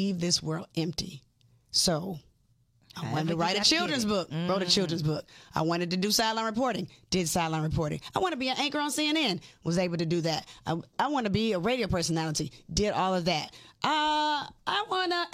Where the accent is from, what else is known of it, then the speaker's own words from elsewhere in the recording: Decatur, Georgia, United States; also born or lived in Atlanta; I was born in Atlanta, raised in Decatur